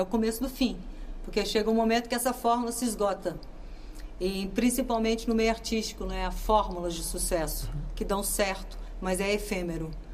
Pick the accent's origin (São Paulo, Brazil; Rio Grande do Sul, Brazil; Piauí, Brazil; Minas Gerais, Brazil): Minas Gerais, Brazil; moved away as an adult; now in Portugal; Eu sou de Minas Gerais, mas eu vivo aqui há mais de 30 anos.